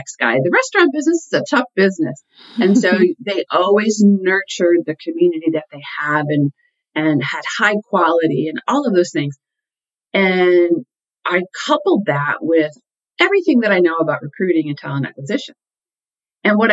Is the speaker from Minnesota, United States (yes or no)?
no; Connecticut, United States; I grew up in Connecticut